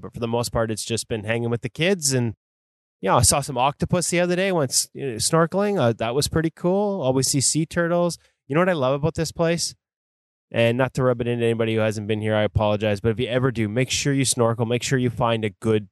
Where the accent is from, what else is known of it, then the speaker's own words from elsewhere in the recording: White Rock, British Columbia, Canada; He's actually from my hometown, sort of out in White Rock, South Surrey area